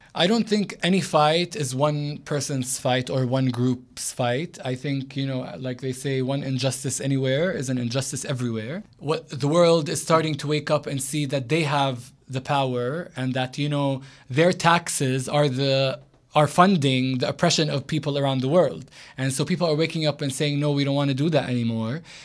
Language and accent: English; Jerusalem, Palestine; also born or lived in United States; I lived almost all my life in Jerusalem, except for when I went to college in America. But um, yeah, I grew up in Jerusalem